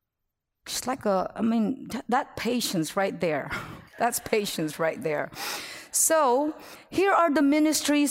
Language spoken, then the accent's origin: English; Philippines; moved away; I'm Filipino